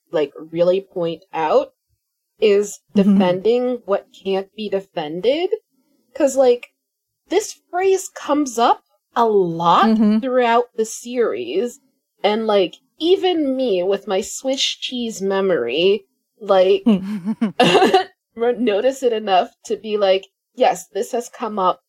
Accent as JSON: {"language": "English", "country": "United States", "said": "I'm American"}